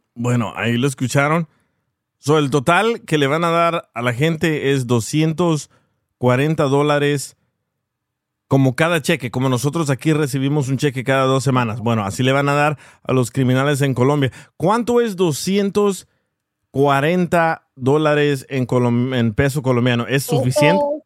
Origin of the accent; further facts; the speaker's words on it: El Salvador; soy salvadoreño